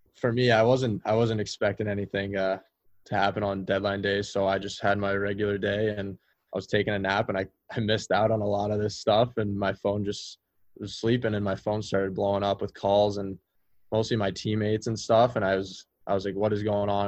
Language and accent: English; California, United States; we had a really special team growing up in California